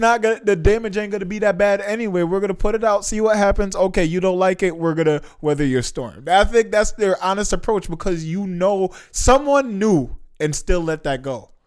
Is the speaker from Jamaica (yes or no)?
yes; Jamaica; moved away; I'm Jamaican. I haven't been back to Jamaica in a while